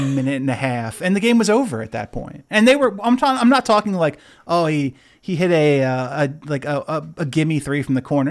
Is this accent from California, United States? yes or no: yes; California, United States; I was born in California